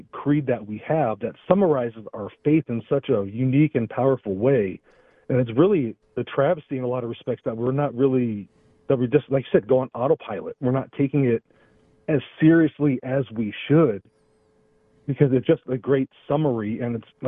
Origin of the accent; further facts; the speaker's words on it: Los Angeles, California, United States; I'm from Los Angeles